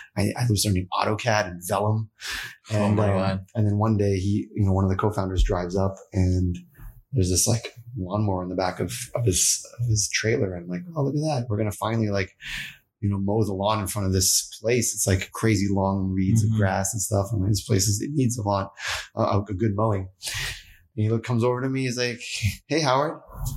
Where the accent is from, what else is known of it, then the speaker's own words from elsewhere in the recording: East Coast, Canada; now in California, United States; And growing up in East Coast Canada, yeah. it's cold AF.